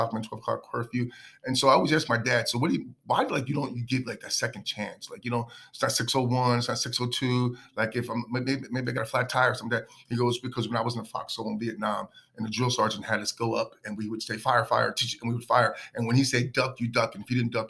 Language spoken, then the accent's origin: English; Keeper, New Jersey, United States; growing up in Keeper, New Jersey